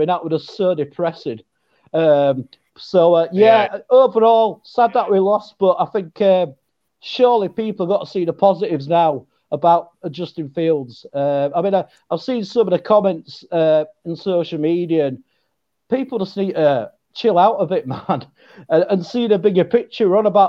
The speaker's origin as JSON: {"language": "English", "region": "England", "country": "United Kingdom", "said": "Well, we are sort of known as being intelligent people as English, sort of."}